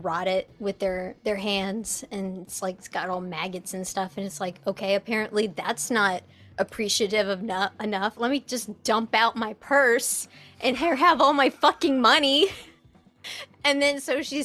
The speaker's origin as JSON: {"language": "English", "country": "United States", "said": "as an American."}